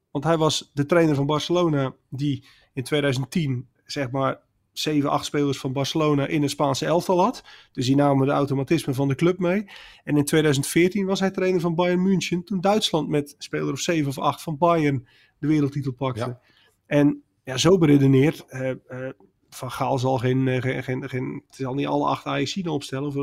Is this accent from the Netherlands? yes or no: yes; Netherlands; wij kijken er waarschijnlijk als Nederlanders vrij nuchter naar dat je denkt, ja joh, dan heb je zo'n mooie carrière gehad